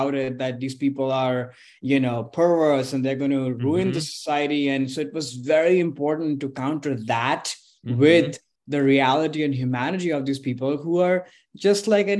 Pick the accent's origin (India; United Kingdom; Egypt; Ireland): India; now in United States; And as somebody, you know, who's moved his whole life, growing up in India, different parts of the country there, but then also in this country